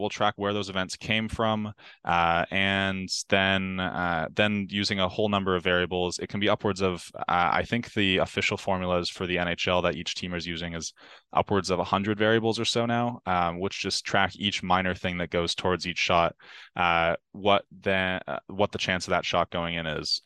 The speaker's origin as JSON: {"language": "English", "region": "Ontario", "country": "Canada", "tie": "born or raised there", "said": "growing up in Ontario"}